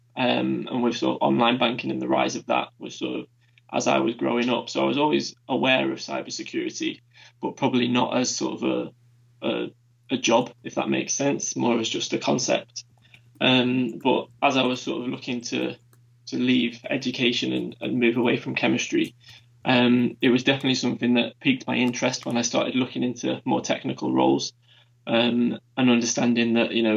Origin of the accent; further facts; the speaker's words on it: Manchester, North West England, United Kingdom; also born or lived in Durham; I was born and raised in Manchester before leaving for a short spell just for university, and then returned for the working world